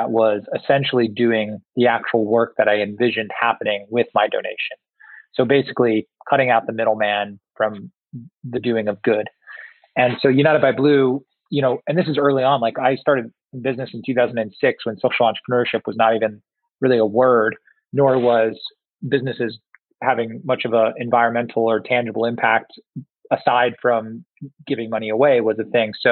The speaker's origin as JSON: {"language": "English", "country": "Singapore", "tie": "born or raised there", "also_born_or_lived": "Southeast Asia", "said": "I I grew up predominantly in Southeast Asia and Singapore"}